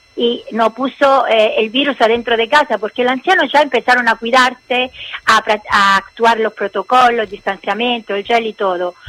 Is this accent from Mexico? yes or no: no; Italy; Spanish is a second language; nosotros somos italianos